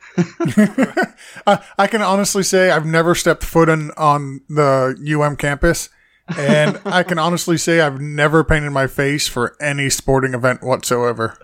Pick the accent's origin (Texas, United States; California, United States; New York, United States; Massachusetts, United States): Massachusetts, United States; now in Florida, United States; I was born in Massachusetts.